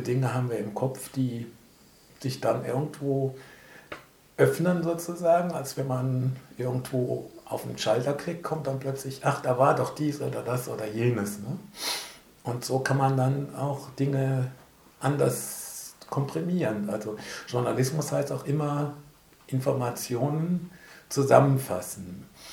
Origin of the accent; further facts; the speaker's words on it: Bonn, North Rhine-Westphalia, Germany; Ich bin gebürtiger Bonner